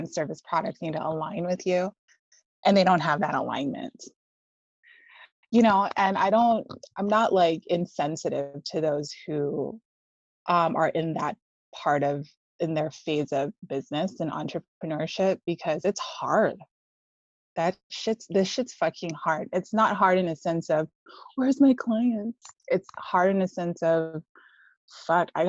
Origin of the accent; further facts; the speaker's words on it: Hawaii, United States; Yeah, yeah, I was born in Hawaii.